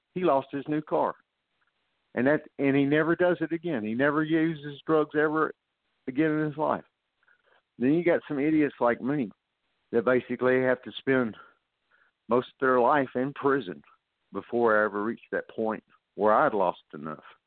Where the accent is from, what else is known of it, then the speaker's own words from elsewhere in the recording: North Little Rock, Arkansas, United States; I was raised up in Lakewood, North Little Rock